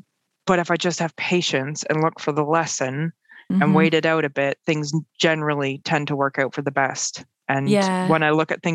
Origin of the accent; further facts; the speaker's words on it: north of Toronto, Ontario, Canada; moved away as an adult; also born or lived in Halifax, Nova Scotia; now in Aylesford, United Kingdom; I grew up in outside of Toronto, north of Toronto, in a beautiful neighborhood